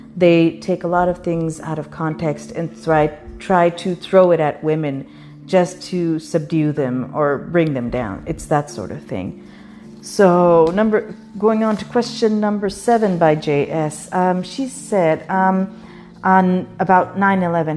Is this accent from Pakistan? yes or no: yes; Pakistan; now in United States; I was growing up in Pakistan